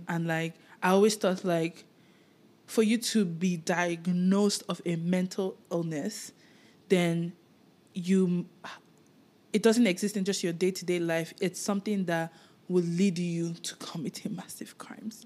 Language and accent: English; Nigeria; moved away; while I was living in Nigeria